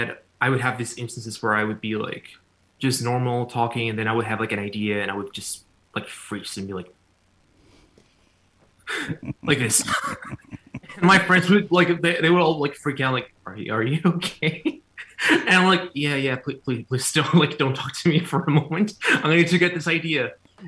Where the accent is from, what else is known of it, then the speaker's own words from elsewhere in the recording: Cancún, Quintana Roo, Mexico; English is a second language; now in United States; I was born in Cancun, Mexico